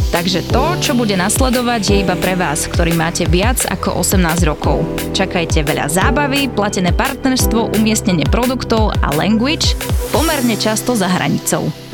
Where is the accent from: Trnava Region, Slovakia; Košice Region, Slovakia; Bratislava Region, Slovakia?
Košice Region, Slovakia; Košice; moved away as an adult; now in Nitra, Slovakia; Košic, pôvodne, pochádzam. Hrdý Košičan, varený, pečený. Ale žijem, študujem, fungujem, existujem už 5 rokov v Nitre.